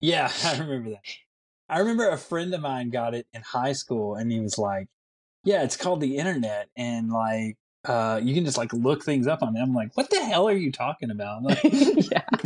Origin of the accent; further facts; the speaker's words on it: Bardstown, Kentucky, United States; I'm not not from Louisville. I'm from Bardstown, but I lived in Bardstown. I didn't live like out in the country.